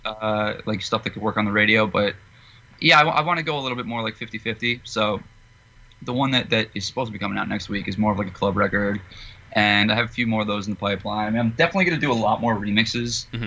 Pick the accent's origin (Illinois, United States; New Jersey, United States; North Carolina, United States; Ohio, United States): New Jersey, United States; I grew up in Jersey